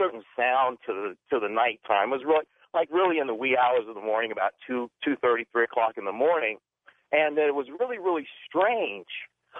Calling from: Phoenix, Arizona, United States; I'm calling you from Phoenix, Arizona.

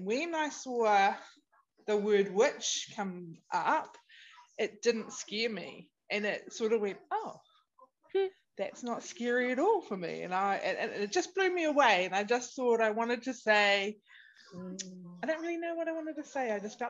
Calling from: New Zealand; I'm calling from New Zealand.

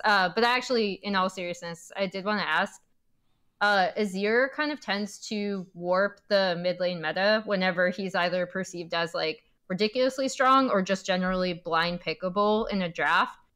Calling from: Culver City, California, United States; I'm calling from Culver City, California

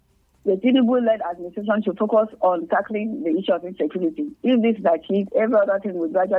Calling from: Nigeria; I don't know. I'm calling from Nigeria.

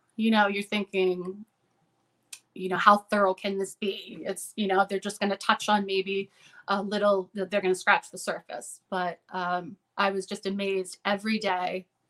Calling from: Veazie, Maine, United States; Veezy, Maine.

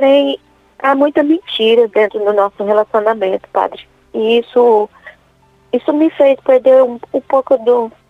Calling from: Dourados, Mato Grosso do Sul, Brazil; Eu falo de Dourados, padre.

